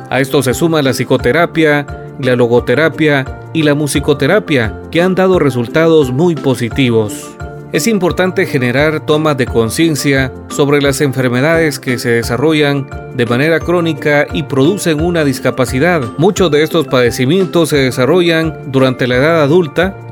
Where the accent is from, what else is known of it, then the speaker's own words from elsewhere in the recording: Guatemala; nos una como guatemaltecos